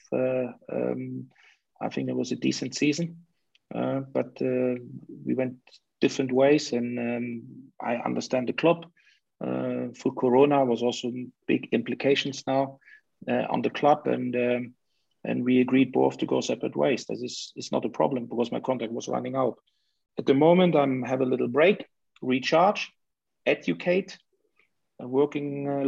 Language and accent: English; Leipzig, Saxony, Germany; moved away; So that is where I come from, Leipzig